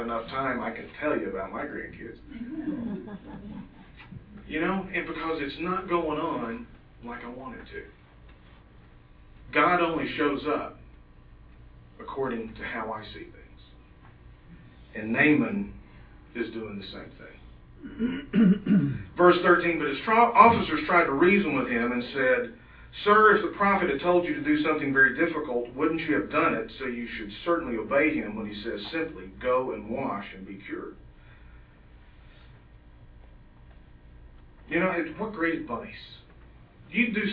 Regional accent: the South, United States; I grew up in the South

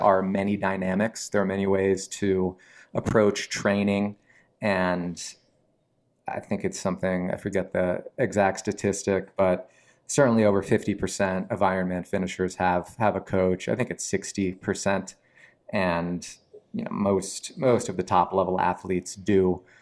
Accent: Mount Holly Springs, Pennsylvania, United States; also born or lived in Wilkes-Barre/Scranton, Pennsylvania / Nashville, Tennessee; family moved to South Central P A, um, like Carlisle, sort of near Harrisburg. I grew up in a little town called Mount Holly Springs

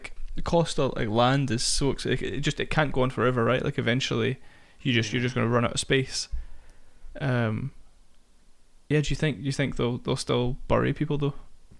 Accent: Dumfries, Scotland, United Kingdom; my hometown, Robbie Burns is buried there.

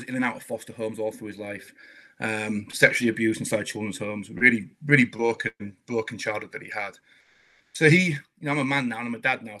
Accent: Scarborough, Yorkshire and the Humber, United Kingdom; I was raised in Scarborough

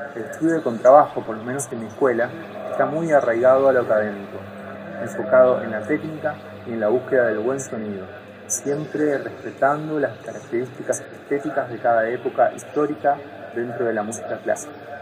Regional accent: Bahía Blanca, Buenos Aires Province, Argentina; moved away as an adult; now in San Juan, Argentina; Nací en Bahía Blanca, sur de Buenos Aires, Argentina, en 1989 y desde hace 10 años vivo en San Juan

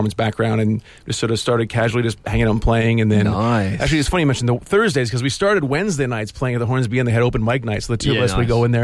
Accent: Canada; now in Australia; I'm Canadian originally

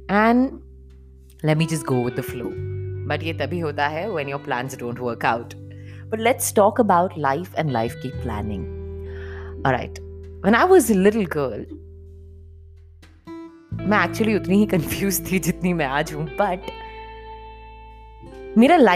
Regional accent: Punjab, India; हम लोग पंजाबी हैं तो हमारे यहाँ जिसकी शादी होती है the bride she wears those कलीराज

